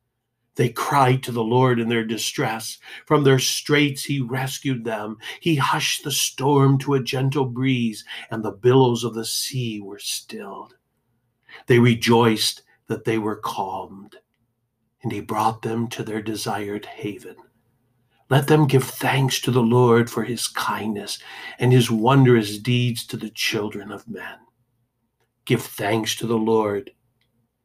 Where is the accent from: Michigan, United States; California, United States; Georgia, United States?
Michigan, United States; Detroit; As a kid growing up in Detroit